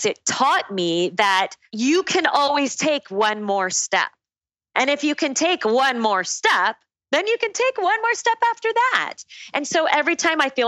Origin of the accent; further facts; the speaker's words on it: Phoenix, Arizona, United States; also born or lived in Tucson, Arizona / Durham, North Carolina; I was born and raised in Phoenix, went down to Tucson for college, to the University of Arizona.